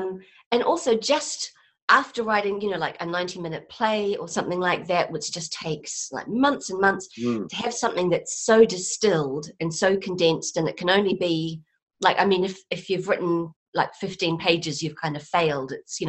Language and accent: English; New Zealand; moved away; Although, I'm from New Zealand originally. I've been here for like 15 years, and so I'm fairly settled.